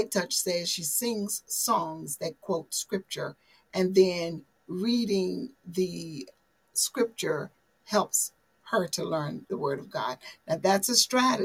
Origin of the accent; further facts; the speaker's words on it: the South, United States; I'm a Southerner